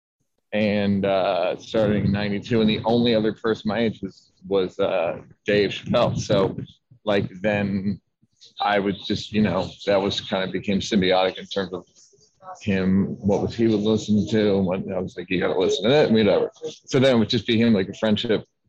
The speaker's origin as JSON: {"language": "English", "town": "Philadelphia", "region": "Pennsylvania", "country": "United States", "tie": "born or raised there", "said": "I'm from Philadelphia"}